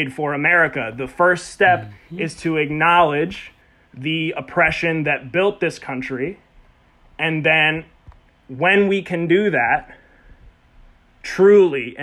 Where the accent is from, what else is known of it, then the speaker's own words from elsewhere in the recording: Baltimore, Maryland, United States; I'm from Baltimore